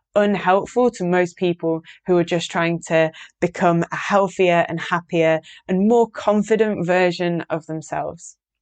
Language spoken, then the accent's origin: English; Yorkshire and the Humber, United Kingdom; I live in Yorkshire. I'm from Yorkshire, in the north of England.